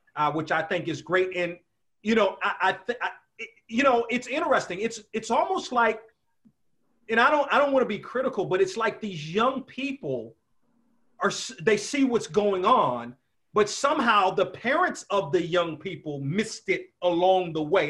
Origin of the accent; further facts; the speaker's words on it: Washington, District of Columbia, United States; I grew up in the Washington area